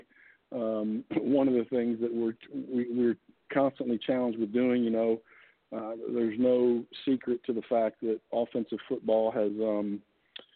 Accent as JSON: {"language": "English", "town": "Indianapolis", "region": "Indiana", "country": "United States", "tie": "born or raised there", "said": "I was born and raised in Indy"}